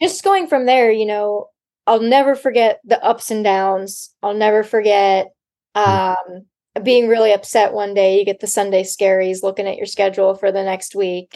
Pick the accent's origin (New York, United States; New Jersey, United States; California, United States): California, United States; Laguna Niguel; moved away as an adult; also born or lived in San Luis Obispo, California; I am from Orange County, California, um, Laguna Niguel, Dana Point area